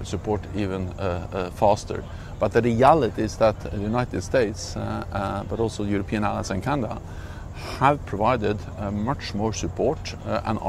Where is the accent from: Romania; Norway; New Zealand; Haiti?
Norway; I'm coming from Norway, a small country bordering Russia.